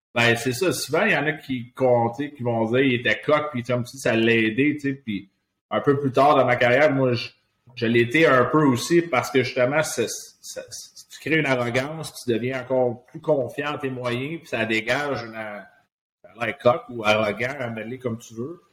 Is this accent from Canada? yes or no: yes; Laval, Quebec, Canada; je suis, euh, un gars de Laval, j'ai grandi à Laval